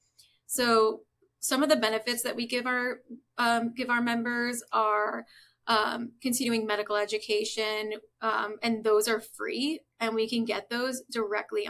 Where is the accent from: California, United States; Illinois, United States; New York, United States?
New York, United States; Long Island; So I'm originally from New York, grew up on Long Island